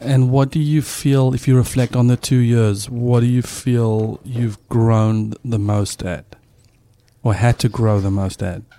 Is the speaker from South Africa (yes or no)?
yes; South Africa; moved away; a South African dad